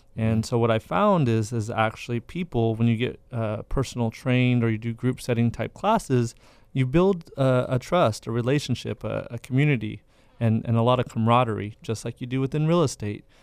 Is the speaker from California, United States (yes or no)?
yes; Madera, California, United States; I'm from Madera